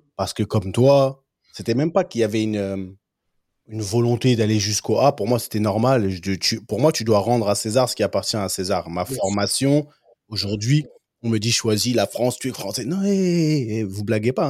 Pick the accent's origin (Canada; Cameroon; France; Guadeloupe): Cameroon; chez nous au Cameroun